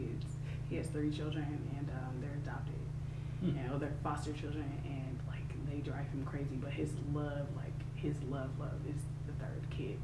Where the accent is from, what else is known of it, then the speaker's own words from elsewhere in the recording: New Jersey, United States; also born or lived in California; now in Atlanta, United States; I'm from Jersey by way of California. I now reside in Atlanta